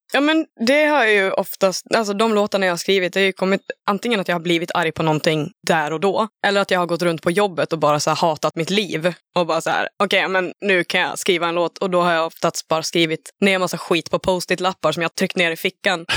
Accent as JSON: {"language": "Swedish", "region": "Dalarna County", "country": "Sweden", "accent": "dalmål", "moved": "yes", "lives_now": "Gothenburg, Sweden", "said": "Det är ju jag, Gammo och John som är från Dalarna allihop"}